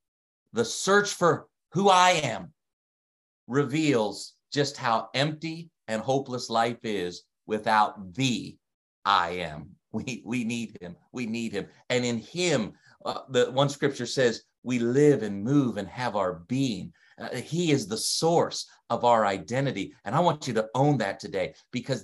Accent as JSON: {"language": "English", "region": "Delaware", "country": "United States", "accent": "Delaware", "moved": "yes", "lives_now": "Canada", "said": "my accent, my Delaware accent. I don't have a Canadian accent"}